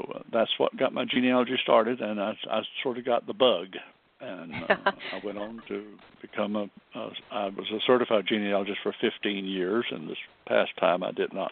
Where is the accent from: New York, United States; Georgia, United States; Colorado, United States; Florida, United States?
Florida, United States; Arcadia; also born or lived in Decatur, Alabama / Lakeland, Florida; I was raised in a place called Arcadia, Florida, which is a little cow town, a rodeo town, and I got my high school education there